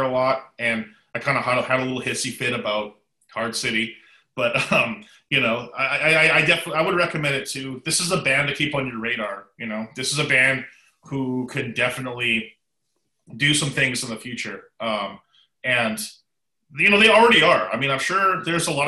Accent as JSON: {"language": "English", "country": "Canada", "said": "from my home country of Canada"}